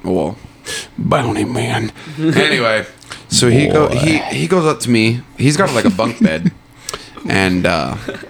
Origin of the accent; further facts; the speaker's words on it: Canton, Ohio, United States; also born or lived in New Philadelphia, Ohio / Dover, Ohio; I was born in Canton, but I lived in New Philly, Dover, and then we moved to Canton, a little bigger city. Mm-hmm. We grew up in these apartments